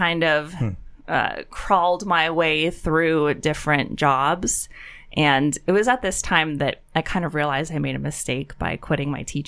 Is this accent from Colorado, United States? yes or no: no; Penn Hills, Pennsylvania, United States; I'm a Penn Hills alum